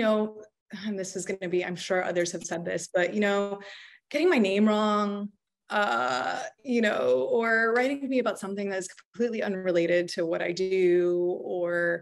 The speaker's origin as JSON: {"language": "English", "town": "Miami", "region": "Florida", "country": "United States", "tie": "born or raised there", "moved": "as an adult", "lives_now": "New York, United States", "said": "I'm a Miami native, you know, born and raised in Miami, but I've been in New York quite a long time at this point"}